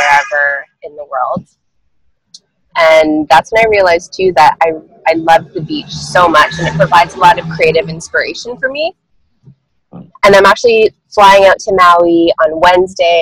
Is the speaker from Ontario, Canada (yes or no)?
yes; Toronto, Ontario, Canada; born and raised in Toronto, Canada